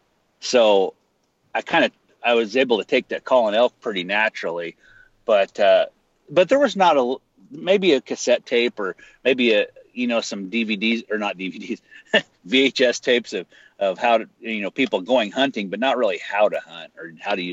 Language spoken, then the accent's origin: English; north central Idaho, United States; I live in, you know, small town America, north central Idaho